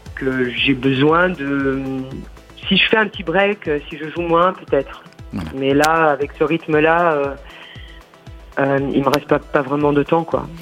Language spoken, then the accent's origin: French; France; en tant que Française